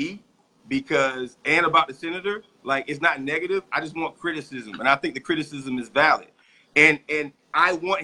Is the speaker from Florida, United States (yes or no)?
yes; Tallahassee, Florida, United States; my hometown